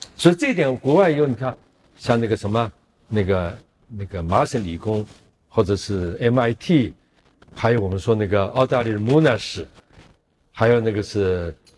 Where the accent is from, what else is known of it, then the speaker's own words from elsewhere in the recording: China; 我们中国人